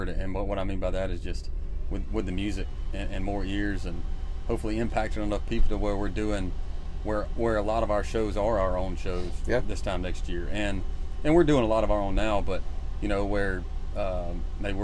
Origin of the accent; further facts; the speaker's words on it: Georgia, United States; moved away as an adult; now in Nashville, United States; we're both from Georgia